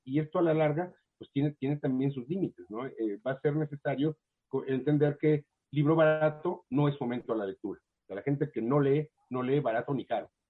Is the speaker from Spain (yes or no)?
no; Mexico; los escritores mexicanos se acostumbraron, o nos acostumbramos, a la beca